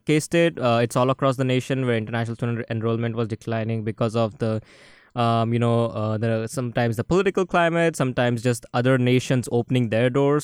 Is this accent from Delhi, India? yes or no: no; Maharashtra, India; now in Manhattan, United States; it has the second longest river in India originating in my hometown